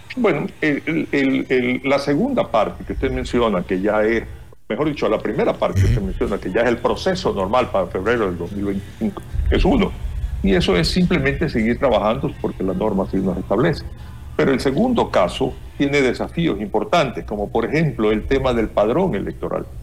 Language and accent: Spanish; Ecuador; nosotros como ecuatorianos